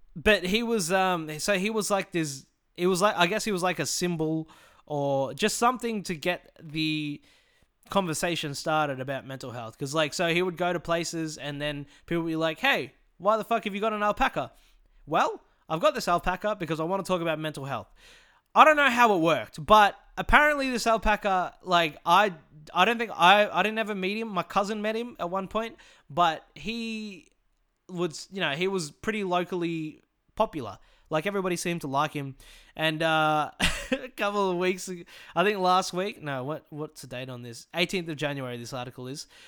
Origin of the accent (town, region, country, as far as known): Morwell, Victoria, Australia; born or raised there